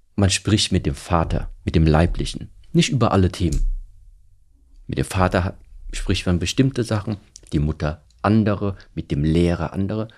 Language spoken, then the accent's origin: German; Germany; ich bin hier in Deutschland aufgewachsen.